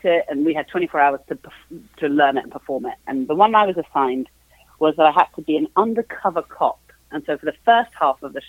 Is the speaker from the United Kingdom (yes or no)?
yes; United Kingdom; accent: British; moved away as an adult; also born or lived in London; now in New York, United States